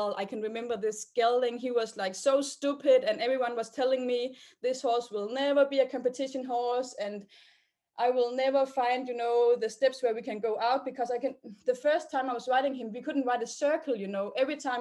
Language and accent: English; Denmark; I'm 26 years old and I'm from Denmark